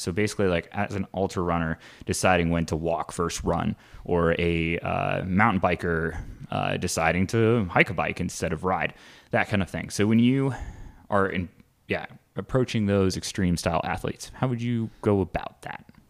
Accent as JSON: {"language": "English", "region": "Midwest", "country": "United States", "tie": "born or raised there", "said": "growing up in the Midwest"}